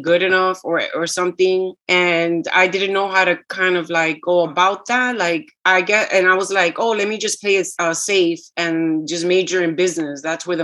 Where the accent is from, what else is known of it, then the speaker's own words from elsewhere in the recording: New York, United States; first language Spanish; also born or lived in Puerto Rico; the street that I grew up on in Washington Heights